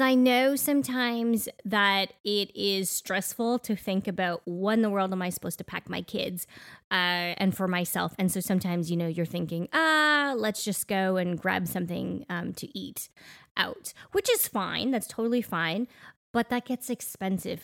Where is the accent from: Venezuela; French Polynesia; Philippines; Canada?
Canada; moved away as an adult; now in Middle Tennessee, United States; growing up in Canada